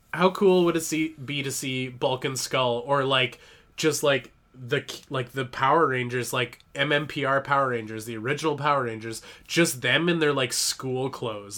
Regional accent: Canada; I'm Canadian

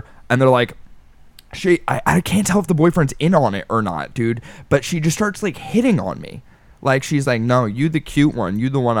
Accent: Philadelphia, Pennsylvania, United States; I'm from Philly.

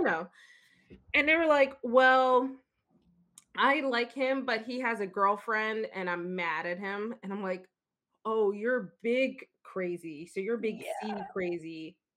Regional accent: Philadelphia, Pennsylvania, United States; I'm from Philly

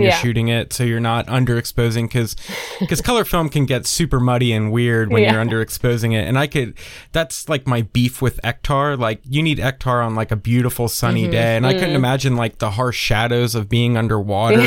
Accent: East Coast, United States; now in Tennessee, United States; Because I grew up on the East Coast, you know, I was 3 hours away from the beach my whole life, and being stuck in Tennessee now

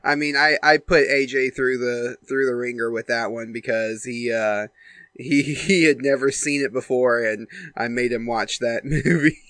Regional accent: United States; I'm from America. I go to American schools

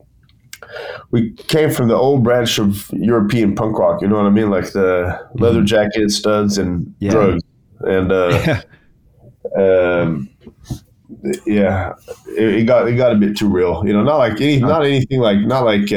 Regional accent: Bergen, Vestland, Norway; back home in my hometown of Bergen in Norway

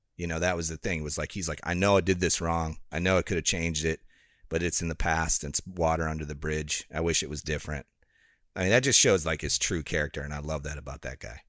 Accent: Rockford, Illinois, United States; moved away; it's in Illinois. So it's called Rockford, Illinois.

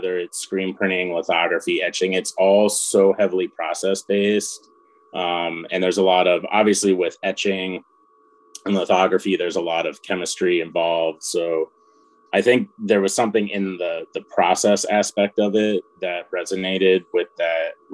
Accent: Spokane, Washington, United States; moved away as an adult; also born or lived in Seattle, Washington / Chicago, Illinois; now in Indianapolis, United States; I'm from the West Coast. So I grew up in Washington State. So I grew up in Eastern Washington, in Spokane

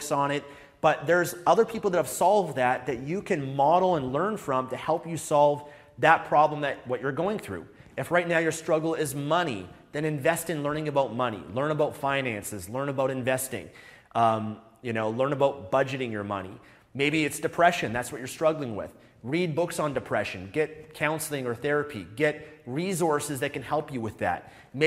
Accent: Vancouver, British Columbia, Canada; I'm from Vancouver, Canada

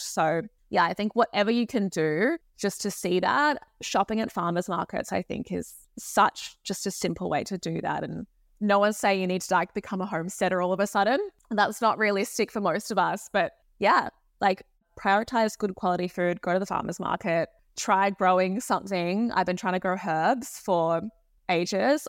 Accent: Sydney, New South Wales, Australia; I grew up in Sydney in Australia

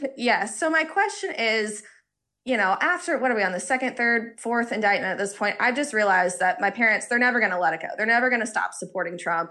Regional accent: Georgia, United States; moved away as an adult; now in Boston, United States; I'm originally from Georgia, born and raised

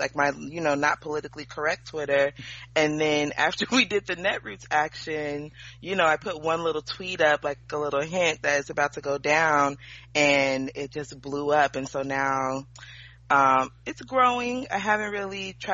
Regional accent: Mesa, Arizona, United States; born and raised in Mesa, Arizona

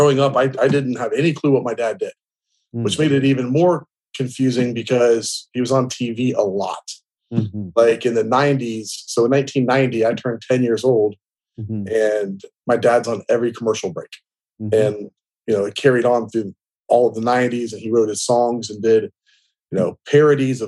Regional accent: Canal Winchester, Ohio, United States; moved away as an adult; also born or lived in Dallas, Texas / South Florida; I was born in 1979 in Canal, Winchester, Ohio

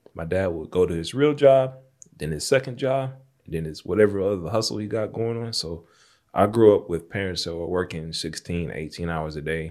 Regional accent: Jonesboro, Arkansas, United States; that I grew up in, Jonesboro, Arkansas

